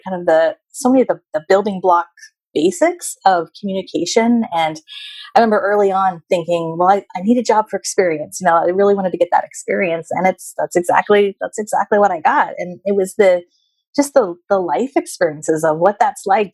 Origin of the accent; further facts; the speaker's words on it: Bay Area, California, United States; also born or lived in Long Beach; my family and where I grew up was up in the Bay Area